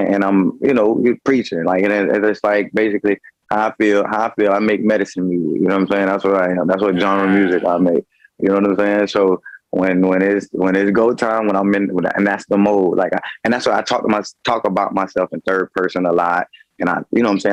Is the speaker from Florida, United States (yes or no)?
yes; Tarpon Springs, Florida, United States; I'm coming from Tarpon Springs, Florida, man. Small city